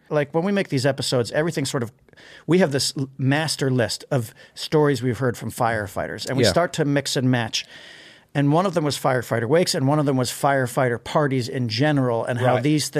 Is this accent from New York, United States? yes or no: yes; New York City, New York, United States; I grew up in New York City.